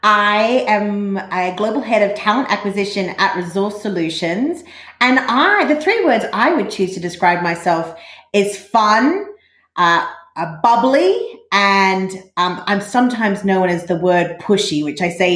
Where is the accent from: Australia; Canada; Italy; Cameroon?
Australia; moved away as an adult; now in London, United Kingdom; as you can probably tell from the accent, I'm Australian. I grew up in not far from actually what's called the Never Never in Australia, which is kind of a phrase for the Australian outback. I'm not exactly in the Never Never, but I'm not far from it.